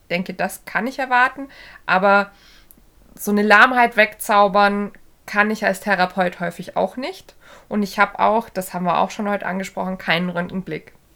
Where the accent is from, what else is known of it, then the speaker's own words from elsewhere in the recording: Bavaria, Germany; hier äh, bei uns im Süden, äh, hier in Bayern